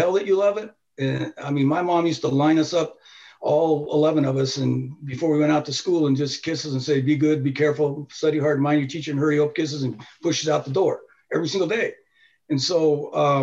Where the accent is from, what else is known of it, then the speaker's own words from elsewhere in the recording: Tooele, Utah, United States; also born or lived in Honolulu, Hawaii; I was born in Hawaii and in Honolulu. And then my dad was a chemist, a biochemist